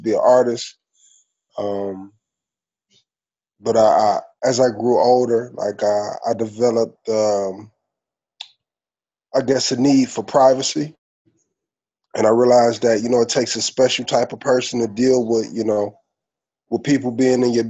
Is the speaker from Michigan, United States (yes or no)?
yes; Detroit, Michigan, United States; Born and raised in Detroit, you know, went to Detroit Public Schools